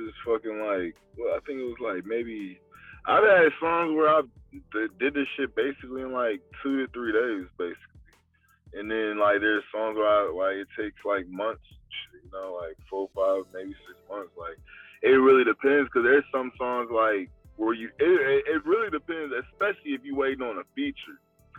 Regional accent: Rocky Mount, North Carolina, United States; born there; also born or lived in Colorado; I was born in Rocky Mount, North Carolina, which is next to Durham and, like, you know, the Tar Heels and all that shit, kind of, like.

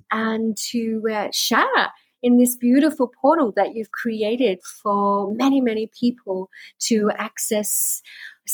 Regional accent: Sydney, New South Wales, Australia; moved away as an adult; also born or lived in Byron Bay / India; now in Bali, Indonesia; I was born and bred in Sydney

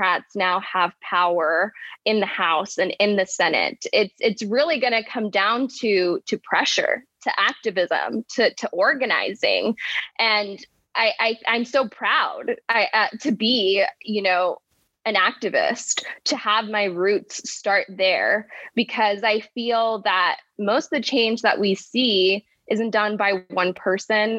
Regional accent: Arizona, United States; also born or lived in Buenos Aires, Argentina / Florence, Arizona; I started out here in Arizona, it's my home state, as a student activist, as a young undocumented person. Arizona was a very difficult place to grow up in.

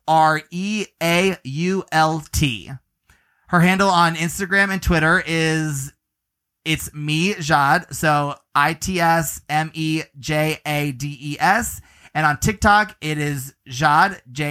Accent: Clearwater, Florida, United States; I hail from Clearwater as well

